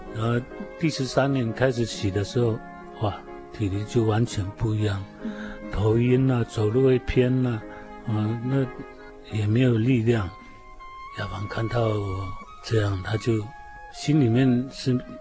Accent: Minsheng Village, Sanmin Township, Kaohsiung, Taiwan; 我是标准的布农族原住民，呃，住在高雄县三明乡民生村。 土生土长

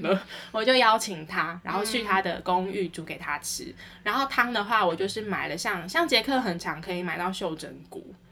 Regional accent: Taiwan; 我们台湾人

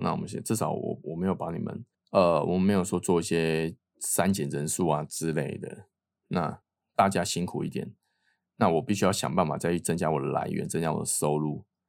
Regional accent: Taiwan; moved away; 我是台湾人

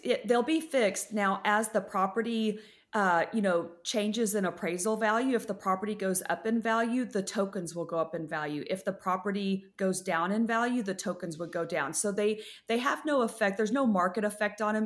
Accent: West Texas, United States; I grew up in West Texas

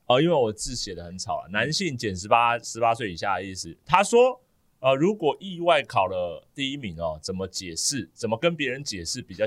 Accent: Taiwan; 我们台湾人

